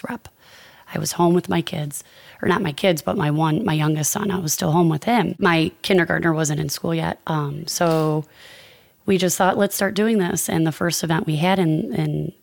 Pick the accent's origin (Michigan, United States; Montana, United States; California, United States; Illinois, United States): Illinois, United States; Chicago; I grew up on the northwest side of Chicago